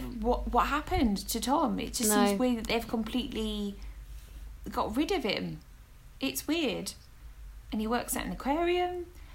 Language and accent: English; East of England, United Kingdom; accent: Essex; But yeah, my accent is from Essex. I have Welsh family, I have Cockney family, and now I have Northeastern family. So it's a big mixture, and I apologise.